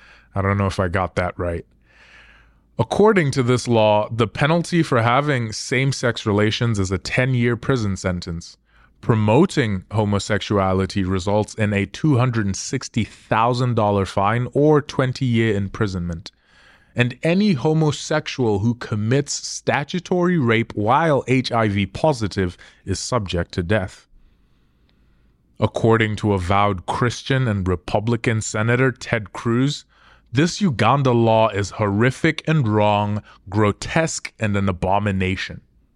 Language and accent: English; Zimbabwe; America is leaps and bounds ahead of my home country of Zimbabwe.